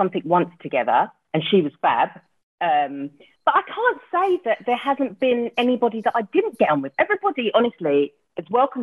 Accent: London, United Kingdom; moved away as an adult; also born or lived in Surrey; now in Cheshire, United Kingdom; I'm from South London

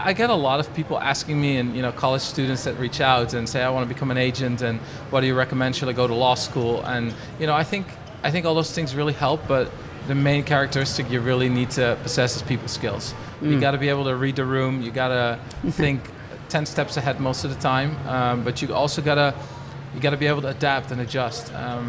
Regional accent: Netherlands; I was born and raised in Holland. Very loving family that I come from.

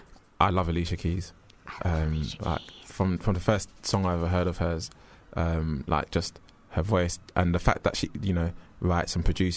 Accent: Jamaica; You know, I'm Jamaican, if that helps.

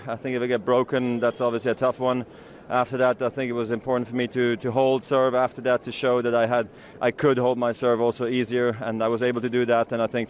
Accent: Basel, Basel-Stadt, Switzerland; here in my hometown of Basel.

